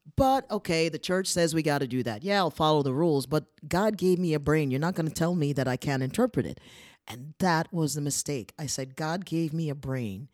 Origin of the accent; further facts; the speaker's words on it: Poughkeepsie, New York, United States; moved away as an adult; now in Prague, Czech Republic; where I grew up in Poughkeepsie, it's a city